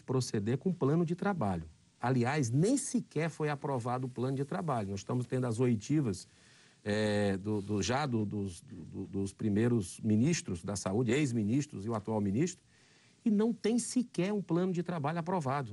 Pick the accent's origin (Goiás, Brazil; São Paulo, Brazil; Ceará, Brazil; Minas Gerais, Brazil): Ceará, Brazil; Fortaleza; No estado do Ceará, na minha capital, Fortaleza, onde eu nasci